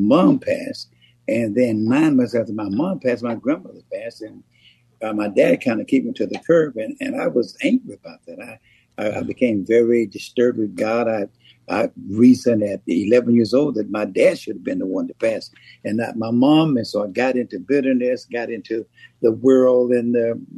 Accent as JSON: {"language": "English", "town": "Pittsburg", "region": "Texas", "country": "United States", "tie": "born or raised there", "said": "I was raised in East Texas in a small town called Pittsburgh, Texas"}